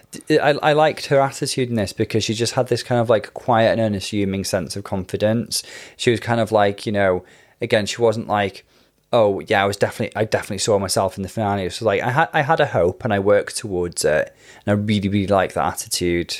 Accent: Welsh, Wales, United Kingdom; I don't think Welsh is my first language, actually, but I did grow up speaking Welsh and English

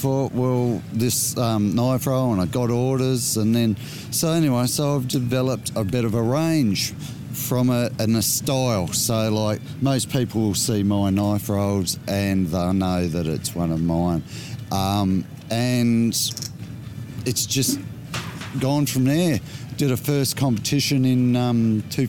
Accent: Tasmania, Australia; me, a Tasmanian

